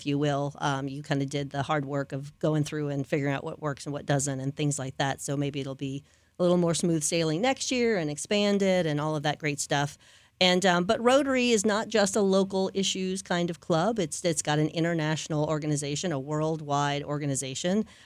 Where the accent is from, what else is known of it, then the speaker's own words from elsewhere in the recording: New Orleans, Louisiana, United States; now in Lakeland, United States; I'm from New Orleans